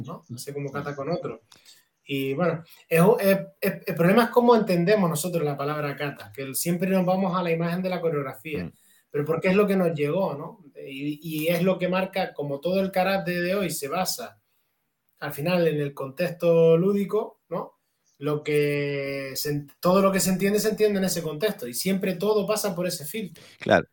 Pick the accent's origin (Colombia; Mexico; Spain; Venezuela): Spain; Canary Islands; mi pueblo, allí en Canarias.